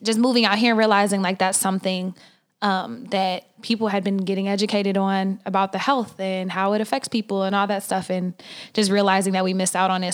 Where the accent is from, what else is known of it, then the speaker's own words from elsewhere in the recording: Oklahoma, United States; now in California, United States; I'm from Oklahoma